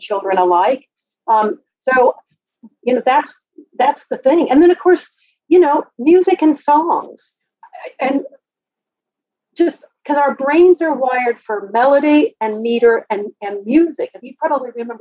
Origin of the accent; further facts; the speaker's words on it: Oklahoma City, Oklahoma, United States; I was raised in Oklahoma City